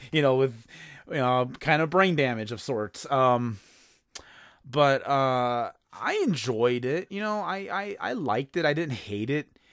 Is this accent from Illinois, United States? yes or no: yes; Chicago, Illinois, United States; I'm from Chicago